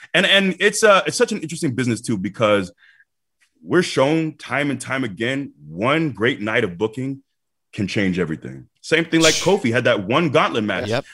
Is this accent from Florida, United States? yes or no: yes; Tampa, Florida, United States; moved away as an adult; also born or lived in Iowa; Tampa's my hometown